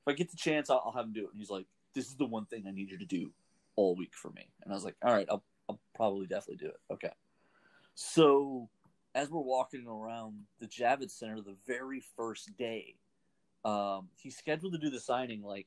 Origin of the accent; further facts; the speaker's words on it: Houston, Texas, United States; I'm from Houston